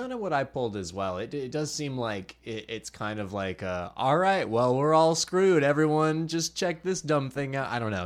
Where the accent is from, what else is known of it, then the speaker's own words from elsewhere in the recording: Myrtle Beach, South Carolina, United States; I'm from Myrtle Beach